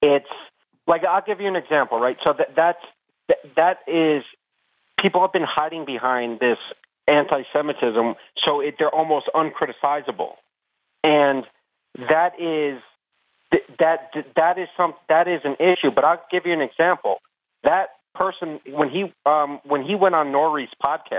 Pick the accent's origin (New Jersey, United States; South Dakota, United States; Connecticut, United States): New Jersey, United States; I grew up in New Jersey